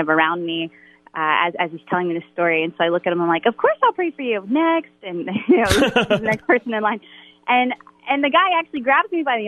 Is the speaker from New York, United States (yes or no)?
no; Baton Rouge, Louisiana, United States; I grew up in Baton Rouge, Louisiana.